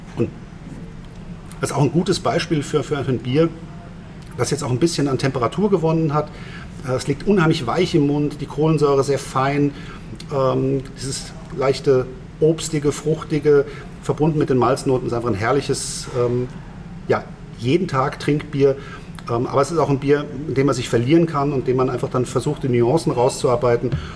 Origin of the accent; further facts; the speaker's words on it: Germany; now in Vienna, Austria; als Deutscher